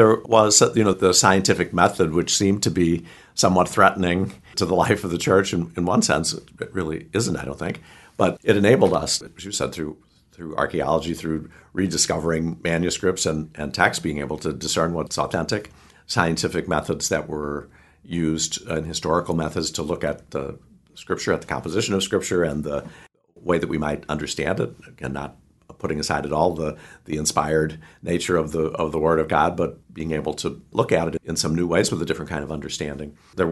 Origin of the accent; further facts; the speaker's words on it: St. Louis, Missouri, United States; I grew up in St. Louis